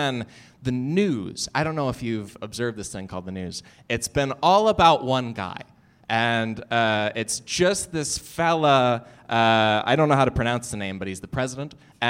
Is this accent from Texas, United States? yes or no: no; Illinois, United States; I know one thing that's jumped out to me is my home state of Illinois didn't have a budget for 2 whole years.